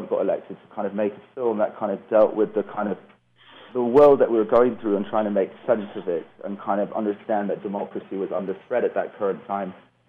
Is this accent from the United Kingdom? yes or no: yes; England, United Kingdom; also born or lived in Netherlands / Canada / California, United States; I was raised in England, the Netherlands, Canada, and California, so a bit of a global citizen.